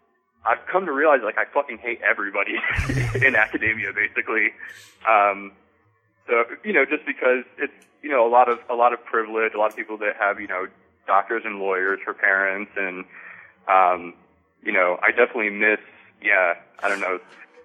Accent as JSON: {"language": "English", "region": "Michigan", "country": "United States", "said": "I'm a transplant from the Midwest, but I'm from southern Michigan."}